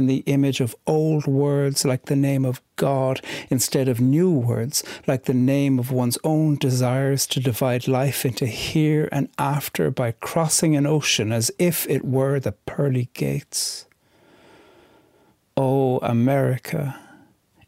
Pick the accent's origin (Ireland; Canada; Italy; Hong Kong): Ireland